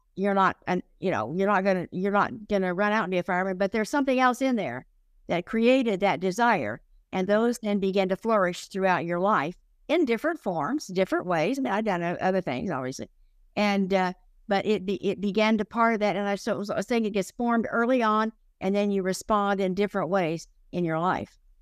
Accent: Oklahoma, United States; I grew up in Oklahoma.

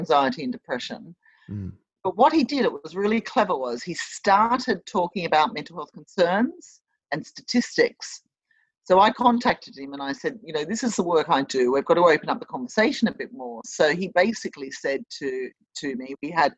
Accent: Sydney, New South Wales, Australia; accent: Australian; moved away as an adult; also born or lived in London, United Kingdom; now in Bristol, United Kingdom; My accent is from Australia. I was born and I grew up in Australia, in Sydney

